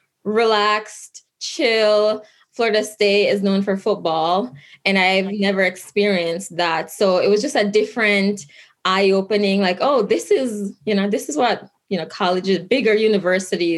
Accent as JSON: {"language": "English", "town": "Kingston", "country": "Jamaica", "tie": "born or raised there", "moved": "yes", "lives_now": "Albany, United States", "said": "I grew up in Kingston, Jamaica"}